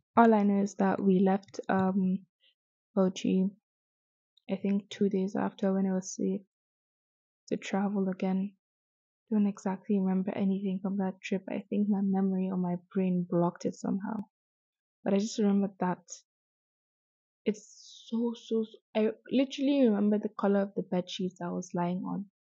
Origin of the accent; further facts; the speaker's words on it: Azare, Bauchi, Nigeria; I am from Bauchi, specifically Azare